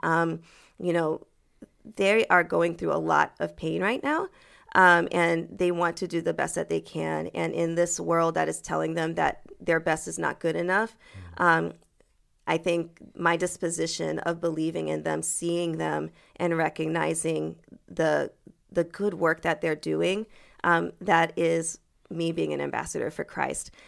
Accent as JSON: {"language": "English", "town": "Manchester", "region": "New Hampshire", "country": "United States", "tie": "born or raised there", "also_born_or_lived": "Boston, Massachusetts / St. Louis, Missouri / Cleveland, Ohio", "first_language": "French", "second_language": "English", "moved": "as an adult", "said": "I was born in Boston. Okay. And raised in Manchester, New Hampshire."}